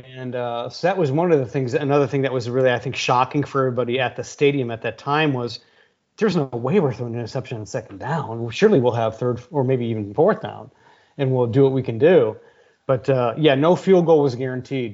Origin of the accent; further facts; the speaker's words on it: Brunswick, Ohio, United States; now in Austin, United States; growing up in Brunswick, you know, the Cleveland area.